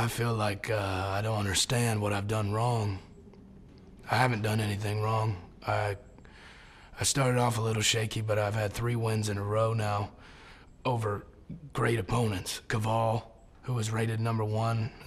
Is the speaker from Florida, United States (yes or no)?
yes; Brooksville, Florida, United States; I'm from Brooksville, Florida